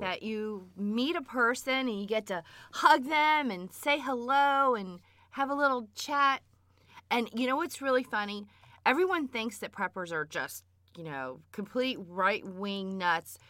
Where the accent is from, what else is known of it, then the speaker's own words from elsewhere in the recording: South Florida, United States; I grew up in South Florida without air conditioning